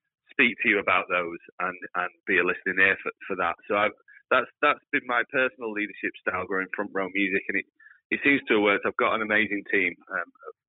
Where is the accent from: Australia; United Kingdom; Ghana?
United Kingdom; as a British public